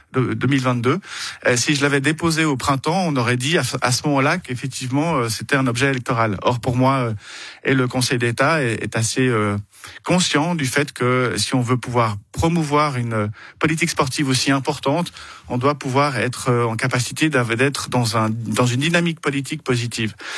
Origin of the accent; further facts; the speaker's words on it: Vernier, Geneva, Switzerland; also born or lived in Le Lignon, Vernier; j'habite au Lignon, j'ai grandi aux Avanchets.